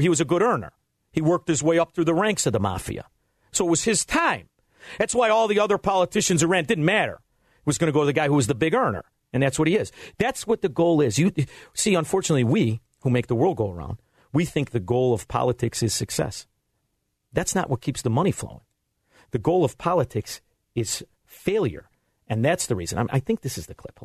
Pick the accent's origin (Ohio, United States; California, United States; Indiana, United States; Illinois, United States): Illinois, United States; Cook County; I'm from Cook County